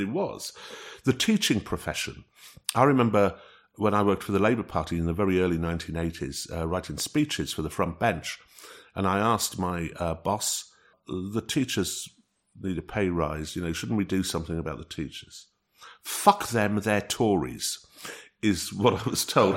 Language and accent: English; North East England, United Kingdom; moved away; when I'm up in the northeast of England in uh, in my hometown